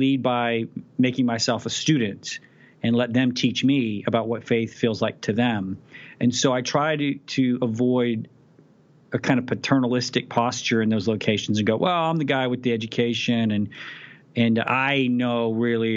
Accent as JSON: {"language": "English", "town": "Abilene", "region": "Texas", "country": "United States", "tie": "born or raised there"}